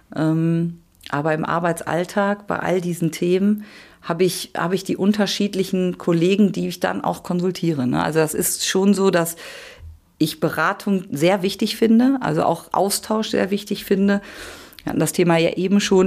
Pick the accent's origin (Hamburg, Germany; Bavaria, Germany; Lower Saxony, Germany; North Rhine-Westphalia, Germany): North Rhine-Westphalia, Germany; the area around Gelsenkirchen; ich komme ja auch hier aus der Gegend und bin ja schon seit Kind auf Schalke-Fan